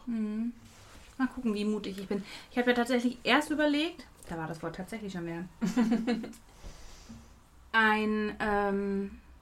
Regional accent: Dortmund, North Rhine-Westphalia, Germany; Ich komme aus Dortmund

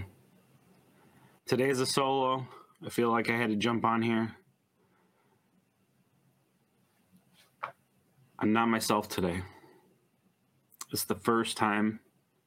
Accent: Oxford, Michigan, United States; Being born and raised in Oxford, 40 plus years now

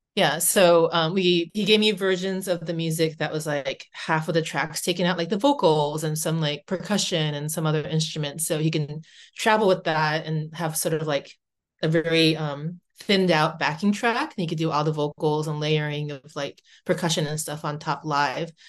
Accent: United States; moved away as an adult; now in Vancouver, Canada; I'm Japanese American

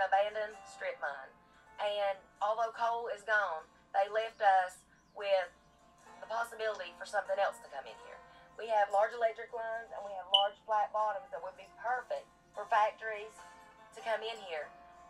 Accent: Kentucky, United States; I'm from Martin County, Kentucky.

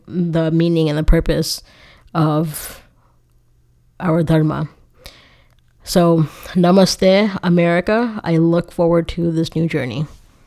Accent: South Florida, United States; I grew up in South Florida.

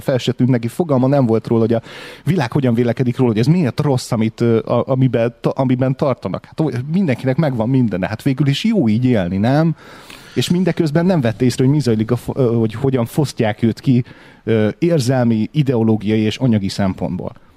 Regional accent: Hungary; Mi egyszerűen fiatalok vagyunk itt

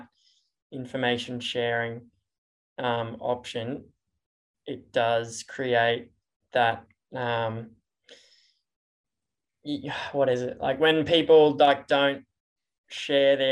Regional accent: Brisbane, Queensland, Australia; also born or lived in Boise, United States; I grew up in Mount Gravatt, which is a very hilly area

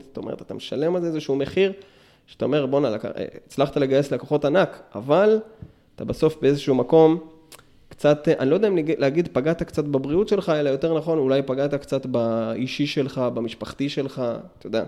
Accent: Meitar, Southern District, Israel; now in Beersheba, Israel; עד גיל שש עשרה בערך גדלתי במיתר

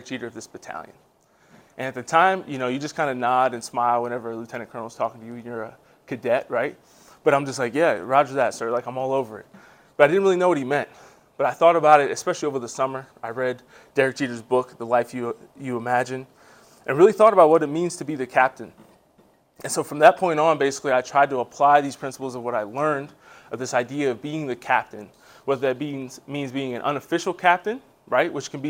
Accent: Harrisburg, Pennsylvania, United States; moved away as an adult; also born or lived in Maryland / Georgia / North Carolina; I was born and raised in Harrisburg, Pennsylvania

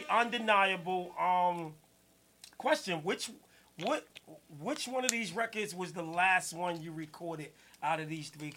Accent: New Jersey, United States; I'm from Jersey

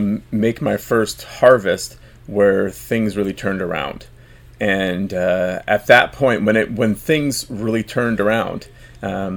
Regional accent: Vancouver, British Columbia, Canada; I'm from the epicenter of political decision, the Vancouver, the Lower Mainland

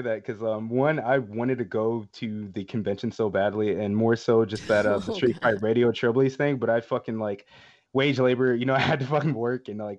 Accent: Atlanta, Georgia, United States; I know this, I'm from Atlanta, I should know

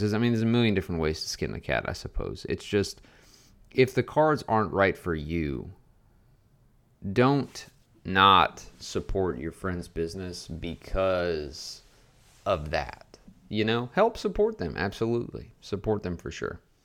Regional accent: Louisiana, United States; moved away as an adult; now in Garland, Texas, United States; I moved six hours away from my hometown in Louisiana to open my own business

